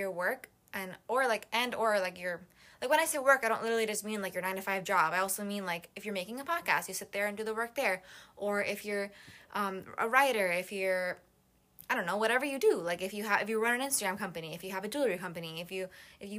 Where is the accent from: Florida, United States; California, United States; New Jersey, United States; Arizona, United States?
Florida, United States; Miami; now in Gainesville, United States; I was born in Miami, like, my whole life growing up, sailing, boating, etc